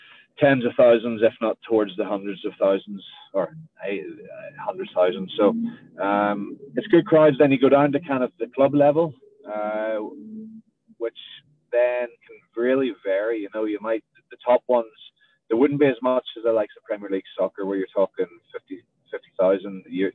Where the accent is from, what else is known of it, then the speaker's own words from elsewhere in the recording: Ireland; In Ireland, yeah, soccer is.